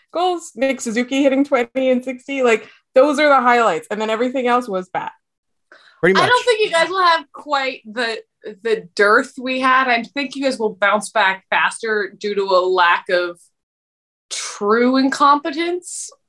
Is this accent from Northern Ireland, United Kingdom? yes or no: no; Scotland, United Kingdom; I can't waste things because I'm Scottish.